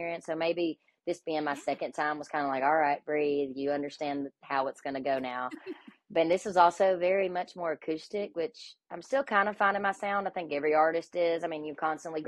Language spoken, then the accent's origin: English; Alabama, United States; moved away as an adult; now in Nashville, United States; We are from Alabama